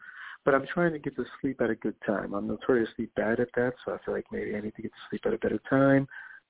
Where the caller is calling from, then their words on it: New York, United States; I'm calling from New York.